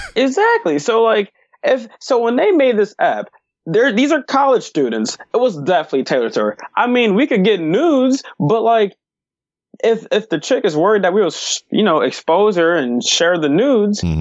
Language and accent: English; Detroit, Michigan, United States; also born or lived in Hazel Park, Michigan; I'm from Detroit, mm. but I moved like in 5th grade to Hazel Park